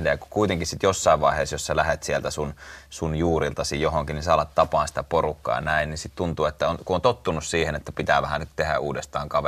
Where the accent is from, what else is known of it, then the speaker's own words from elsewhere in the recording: Lohja, Uusimaa, Finland; born there; mä oon syntynyt Lohjalla ja, ja sitten asunut näissä kahdessa